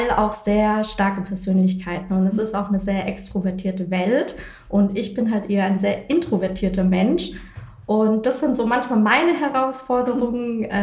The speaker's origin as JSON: {"language": "German", "town": "Reutlingen", "region": "Baden-Württemberg", "country": "Germany", "said": "also ich komme aus Reutlingen und bin dann zurück"}